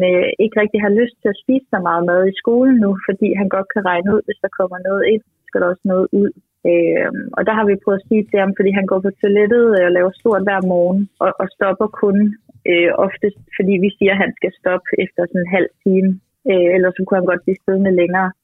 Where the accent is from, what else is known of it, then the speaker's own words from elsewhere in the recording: Denmark; Jeg er fra Jylland